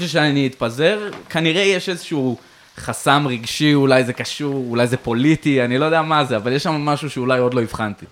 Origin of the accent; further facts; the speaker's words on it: Jerusalem, Jerusalem District, Israel; now in Tel Aviv, Israel; אני ירושלמי במקור